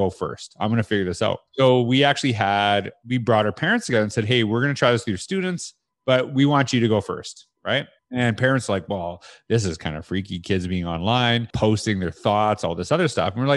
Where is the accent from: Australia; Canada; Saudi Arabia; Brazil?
Canada; I had that in Canada. I said that as a teacher